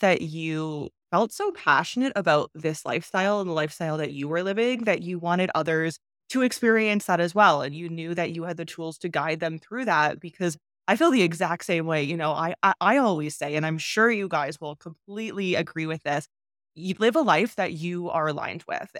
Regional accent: Canada; moved away as an adult; I'm from Canada

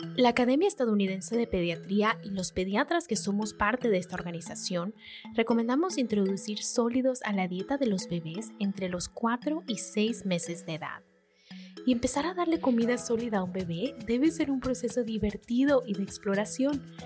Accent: Venezuela; como venezolanas que somos

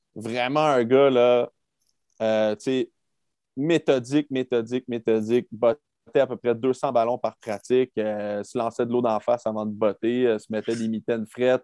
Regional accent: Quebec City, Quebec, Canada; also born or lived in Texas; on vient pas de Nashville, on vient de Québec. il fait fret à Québec

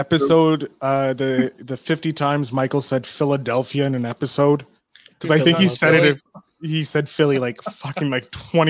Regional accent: Canada; As the only Canadian on this show

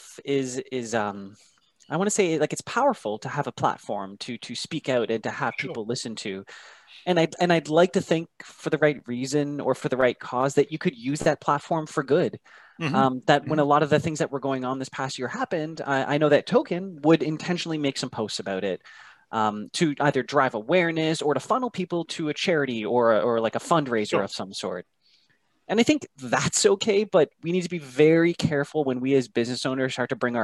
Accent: Kitchener, Ontario, Canada; I was born and raised in Kitchener-Waterloo

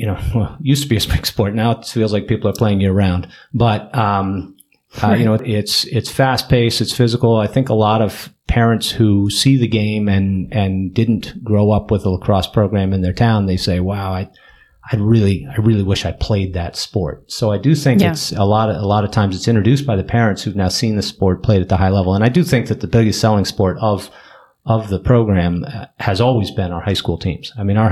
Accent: Wilton, Connecticut, United States; I grew up in Wilton.

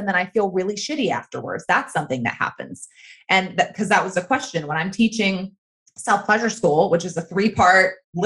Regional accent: the Bible Belt, the South, United States; I grew up in the South, in the Bible Belt, in purity culture

